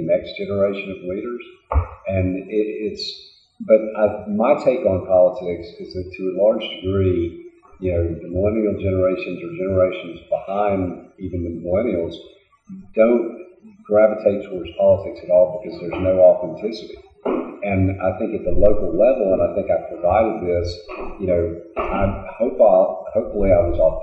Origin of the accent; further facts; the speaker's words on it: Augusta, Georgia, United States; also born or lived in Montreal, Canada; I was born in Montreal, Canada. I moved to Augusta when I was 4 years old.